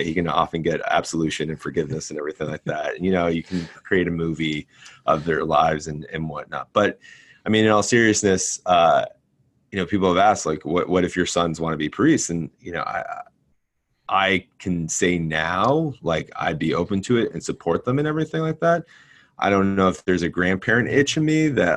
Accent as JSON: {"language": "English", "region": "New Jersey", "country": "United States", "tie": "born or raised there", "said": "growing up in Jersey"}